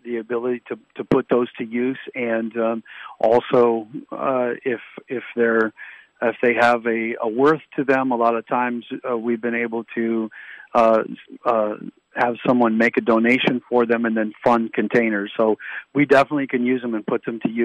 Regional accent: United States; as an American, as a Marine Corps veteran and a patriot

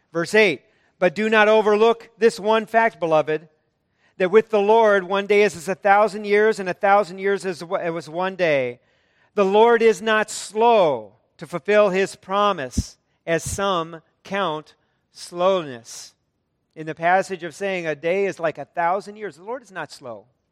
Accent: United States; an American

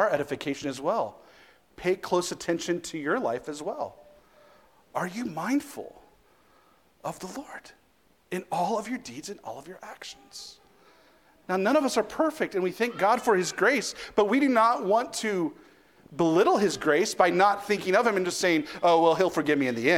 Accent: United States; I'm an American

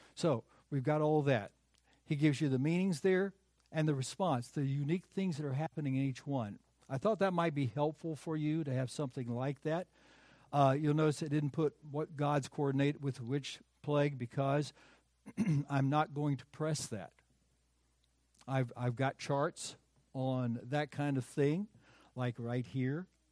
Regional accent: United States; also born or lived in North Carolina / South Carolina; I grew up in North Carolina and in South Carolina

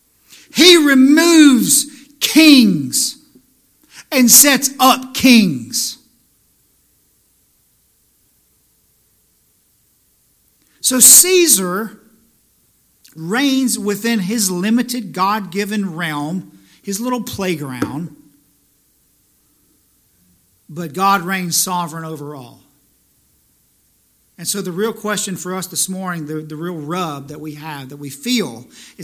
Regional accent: the South, United States; now in New Jersey, United States; I'm from the South

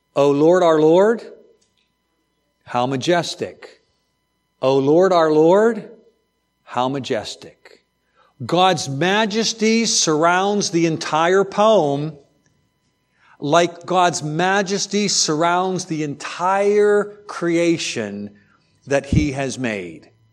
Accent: outside of Pittsburgh, Pennsylvania, United States; growing up outside of Pittsburgh, steel country

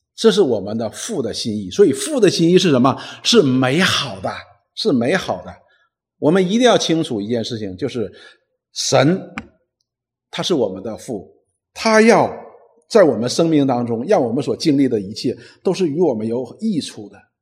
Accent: Northeast China, China; 我们东北人有一句话

